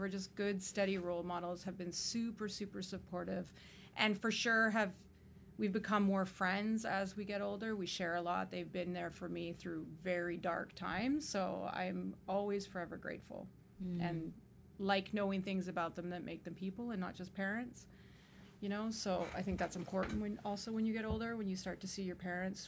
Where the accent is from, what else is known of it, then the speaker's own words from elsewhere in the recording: Toronto, Ontario, Canada; Born and raised in Toronto a long time ago